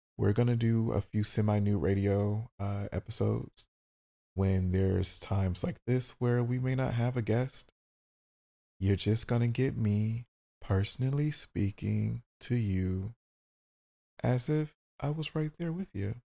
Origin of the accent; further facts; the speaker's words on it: Detroit, Michigan, United States; I'm from Detroit and we talk a lot of shit